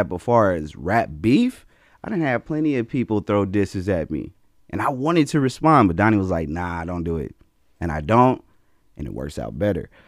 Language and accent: English; Las Vegas, Nevada, United States; That's oh yeah. That's I got hard. a real family out here. That's all. You said I'm really from Vegas.